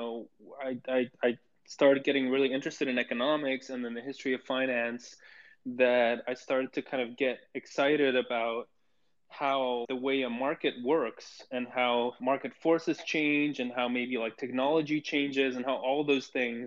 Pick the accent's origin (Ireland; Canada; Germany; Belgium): Belgium; Bruges, Flanders; I grew up in Bruges and, like, you know, in Belgium